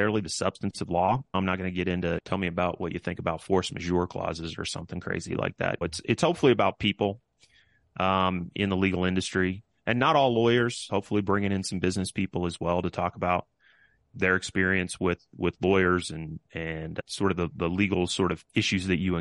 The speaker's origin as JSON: {"language": "English", "region": "Kansas", "country": "United States", "tie": "born or raised there", "said": "These are guys that I grew up with in Kansas"}